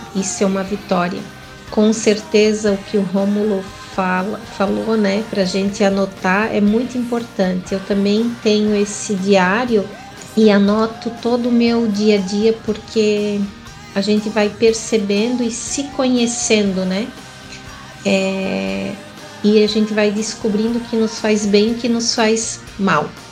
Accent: Joinville, Santa Catarina, Brazil; eu nasci aqui em Joinville

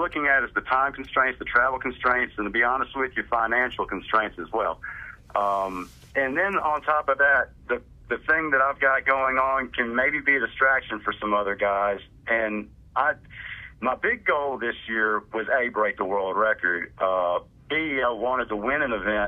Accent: Louisiana, United States; now in Mississippi, United States; I was born in Louisiana

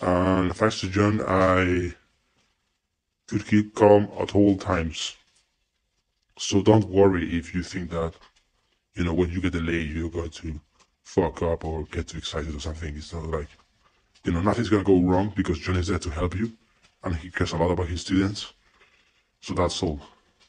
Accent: Spain; accent: mix between Spanish and American accent; English is a second language; But I speak Spanish. Soy español. In other words, I'm not white because I'm from Spain, Europe.

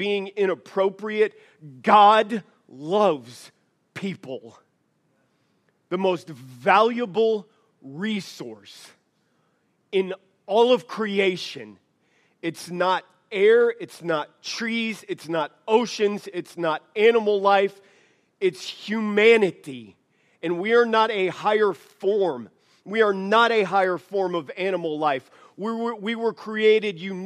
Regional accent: the South, United States; now in Idaho, United States; I'm from the South

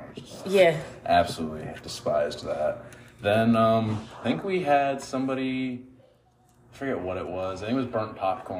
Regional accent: Latham, New York, United States; moved away; Originally from Latham, New York. It's about okay. 10 minutes outside of Albany.

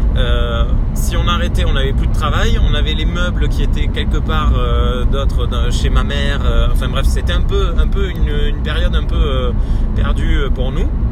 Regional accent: Gers, Occitania, France; moved away as an adult; also born or lived in Libourne / Toulouse; on est originaire du Gers

